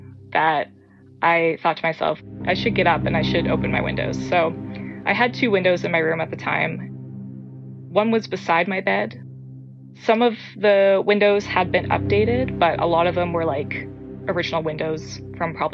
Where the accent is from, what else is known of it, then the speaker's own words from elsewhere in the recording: Atlantic Canada, Canada; I am from Atlanta, Canada